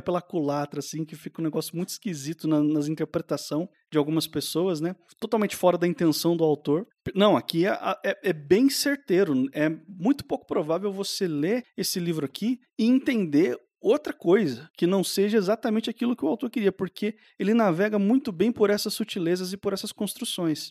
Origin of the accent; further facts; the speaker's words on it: Brazil; Porque eu nasci e passei minha vida inteira aqui no Brasil